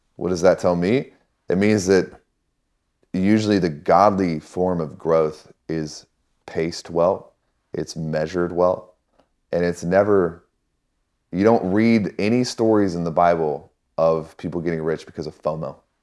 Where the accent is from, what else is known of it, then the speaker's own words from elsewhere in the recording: Missouri, United States; I grew up in Missouri